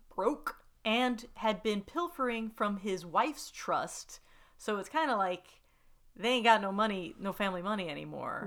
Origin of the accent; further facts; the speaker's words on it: the South, United States; growing up in the South